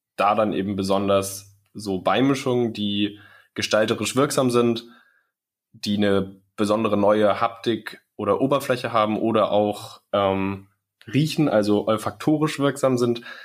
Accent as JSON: {"language": "German", "region": "Schleswig-Holstein", "country": "Germany", "said": "ich komme aus Schleswig-Holstein"}